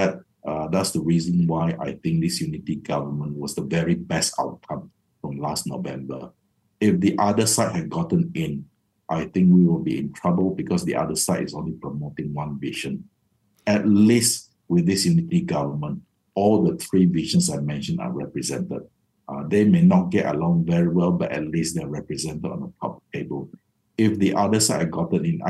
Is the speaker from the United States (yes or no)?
no; Malaysia